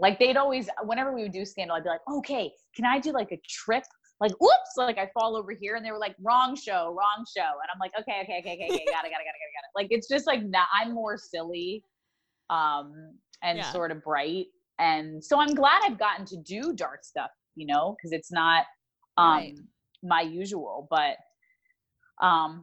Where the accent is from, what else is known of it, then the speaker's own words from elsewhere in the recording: New York, United States; I grew up in New York